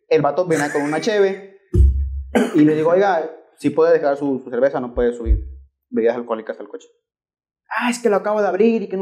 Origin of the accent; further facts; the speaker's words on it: Tamaulipas, Mexico; now in Monterrey, Mexico; Soy de Tamaulipas.